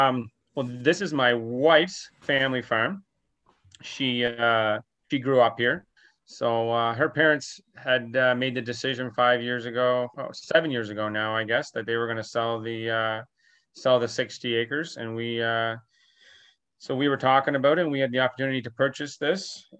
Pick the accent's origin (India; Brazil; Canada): Canada; Sussex, New Brunswick; So I grew up in Sussex, New Brunswick, and on a dairy farm there where my parents, they milked about 100 cows growing up.